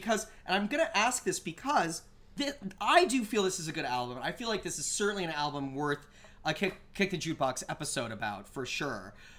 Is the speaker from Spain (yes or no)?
no; Canada; growing up in Canada and being and not really being around a lot of African American people